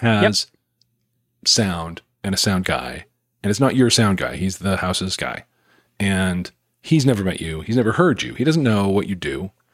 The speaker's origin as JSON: {"language": "English", "region": "Utah", "country": "United States", "tie": "born or raised there", "said": "I grew up in Utah"}